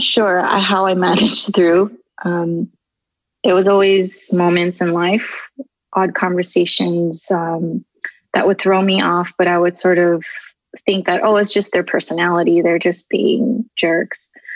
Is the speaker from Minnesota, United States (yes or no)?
no; Southern California, United States; also born or lived in Tokyo, Japan; I was born in Tokyo, uh, Japan, and we immigrated here when I was about three to California. Been living here ever since. Um, and I just kind of grew up in different neighborhoods of Southern California